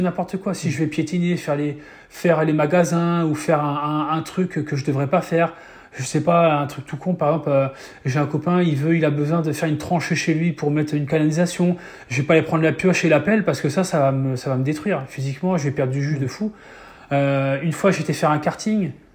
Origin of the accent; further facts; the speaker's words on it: Mayenne, Pays de la Loire, France; je suis fils d'agriculteur, j'ai jamais pris l'avion à l'époque, je suis jamais sorti trop de, de, la Mayenne ou des Pays de la Loire